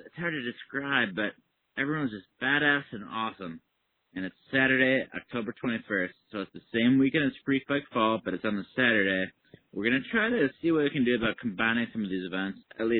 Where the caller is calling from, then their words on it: Galt, California, United States; I'm calling from Galt, California. It's a real place. G-A-L-T, Galt, California.